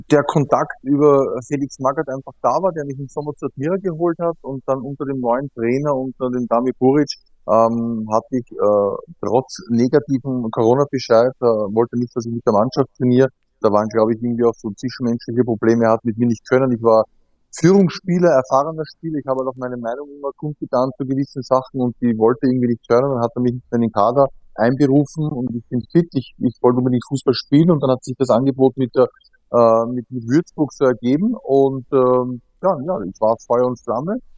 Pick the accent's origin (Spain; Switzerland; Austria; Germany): Austria; Ich muss ja gestehen, ähm, ich, bei uns in Österreich gibt's ja das Bundesheer